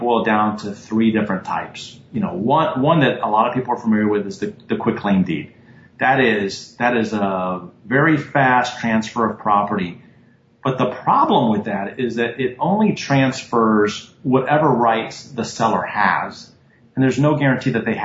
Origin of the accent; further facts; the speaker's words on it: Tampa, Florida, United States; I grew up in Tampa